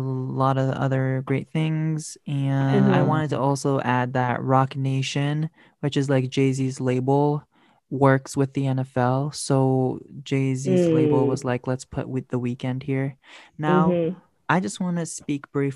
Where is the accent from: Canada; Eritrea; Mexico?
Eritrea; I'm from Eritrea.